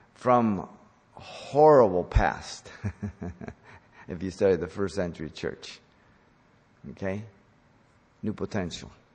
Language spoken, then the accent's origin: English; Mexico; moved away; I grew up in Mexico